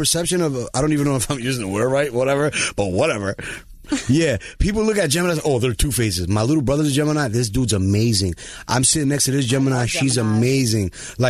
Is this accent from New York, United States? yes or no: yes; New York, United States; now in Dallas, United States; I know we in Dallas, but I'm from New Yuri.